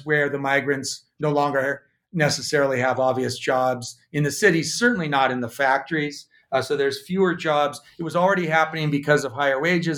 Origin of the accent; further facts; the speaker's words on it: Missoula, Montana, United States; moved away; I am now back in actually my hometown of Missoula, Montana